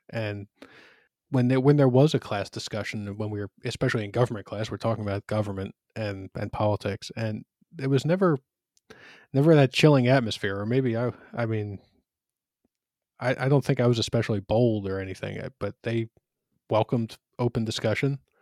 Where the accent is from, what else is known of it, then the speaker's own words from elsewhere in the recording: Philadelphia, Pennsylvania, United States; I grew up in Northeast Philly, which is, uh, it's part of the city of Philadelphia